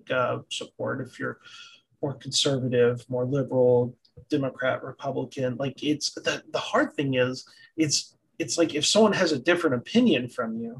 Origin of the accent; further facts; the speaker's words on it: the South, United States; I'm from the South. The South is typically more conservative